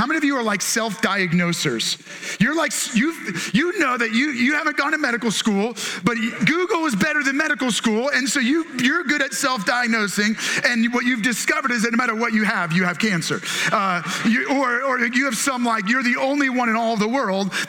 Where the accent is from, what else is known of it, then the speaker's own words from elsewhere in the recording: Maryland, United States; we're from Maryland